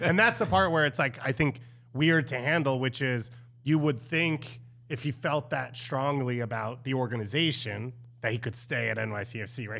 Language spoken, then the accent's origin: English; New York, United States; As a New Yorker